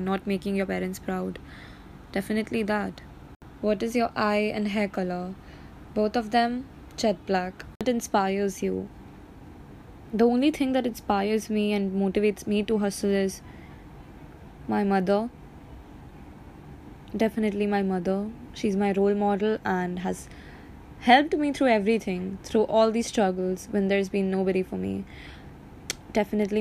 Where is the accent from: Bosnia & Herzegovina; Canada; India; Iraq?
India; Kolkata, West Bengal; I'm from Kolkata in West Bengal in India.